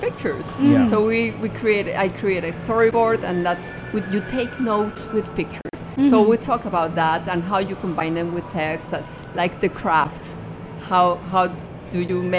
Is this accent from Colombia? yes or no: yes; Colombia; my home country in Colombia.